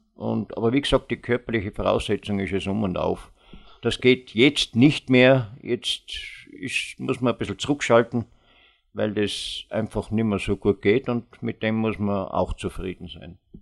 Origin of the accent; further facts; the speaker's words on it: Vorarlberg, Austria; ich als Vorarlberger